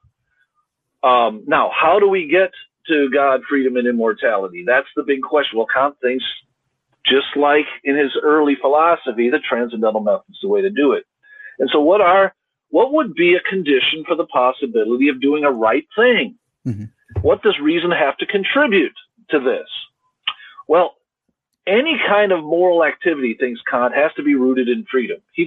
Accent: United States; I'm an American, I'm at Trinity

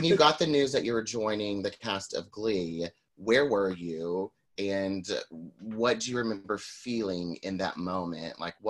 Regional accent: Texas, United States; born or raised there; moved away

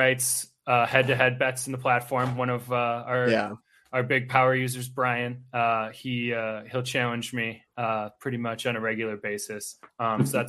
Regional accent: Milwaukee, Wisconsin, United States; now in Twin Cities, United States; I'm actually originally from Milwaukee

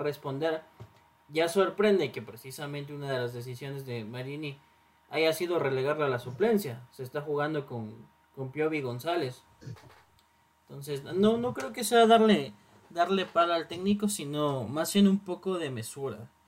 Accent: Ecuador; como somos el país de Manuelito

